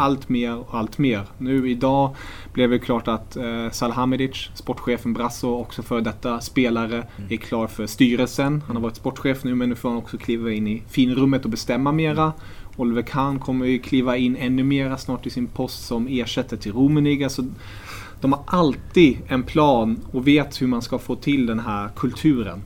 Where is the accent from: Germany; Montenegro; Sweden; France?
Germany; moved away; jag är tysk